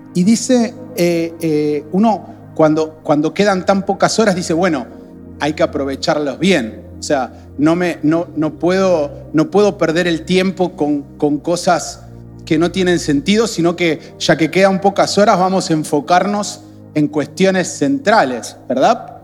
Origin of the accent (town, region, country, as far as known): Argentina